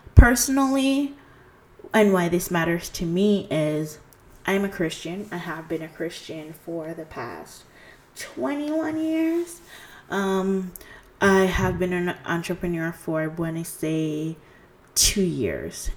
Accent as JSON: {"language": "English", "country": "Jamaica", "moved": "yes", "lives_now": "Canada", "said": "I'm originally from Jamaica. I am currently residing in Canada."}